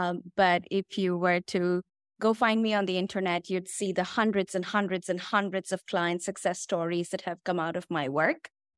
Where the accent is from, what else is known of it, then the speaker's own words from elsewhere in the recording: India; So I come from India, and my parents were shocked when I dropped the bomb on them that I am going to be a love coach.